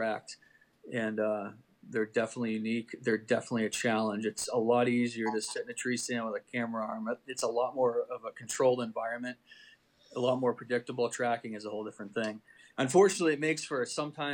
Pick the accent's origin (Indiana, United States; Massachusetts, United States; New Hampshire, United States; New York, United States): New Hampshire, United States; my home state